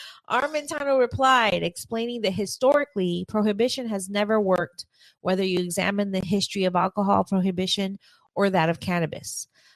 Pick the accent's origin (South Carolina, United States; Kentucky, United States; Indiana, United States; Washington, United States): South Carolina, United States; I'm from South Carolina, where the difference between rich and poor is often black and white